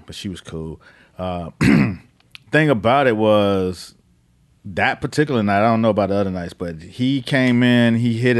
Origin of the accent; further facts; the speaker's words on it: Miami, Florida, United States; I'm from Miami in the crack era